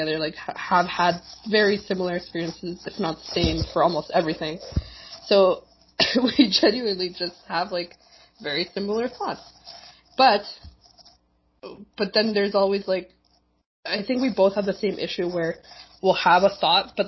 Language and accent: English; Winnipeg, Manitoba, Canada; Marina and I grew up in the Chilean community here in Winnipeg